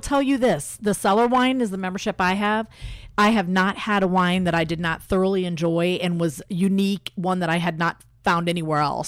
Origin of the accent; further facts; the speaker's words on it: Elkhart, Indiana, United States; moved away as an adult; also born or lived in Bloomington, Indiana / Miami, Florida / California / Phoenix, Arizona; now in Indianapolis, United States; I'm originally from Elkhart, Indiana